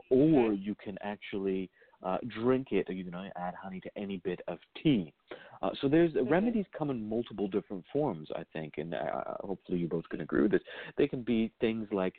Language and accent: English; Virginia, United States; growing up in Virginia